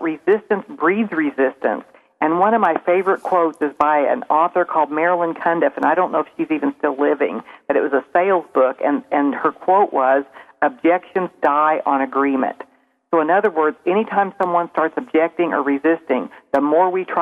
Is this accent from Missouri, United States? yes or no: yes; Springfield, Missouri, United States; accent: southern; I'm from Springfield, Missouri, and I probably sound a little more southern than everyone here